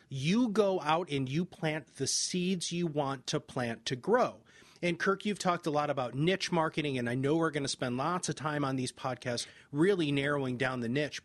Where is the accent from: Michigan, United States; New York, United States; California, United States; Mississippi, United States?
Michigan, United States; I'm from Michigan